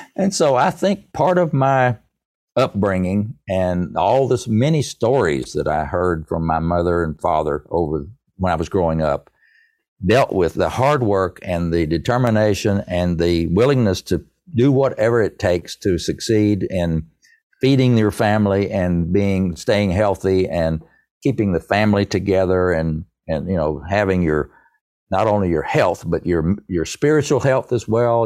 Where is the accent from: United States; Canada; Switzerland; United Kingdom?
United States; East Tennessee; I'm proud to be a hillbilly of East Tennessee